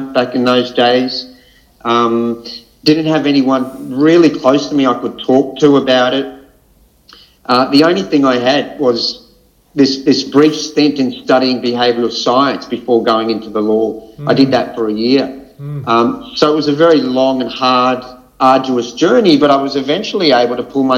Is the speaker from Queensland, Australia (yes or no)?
yes; Brisbane, Queensland, Australia; So I was born and raised in Brisbane, Greek Australian upbringing